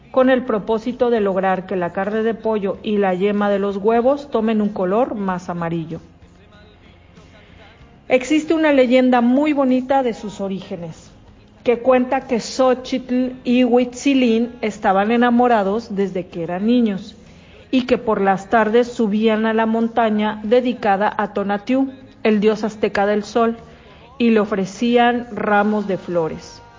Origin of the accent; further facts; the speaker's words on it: Mexico; Los saludo desde México.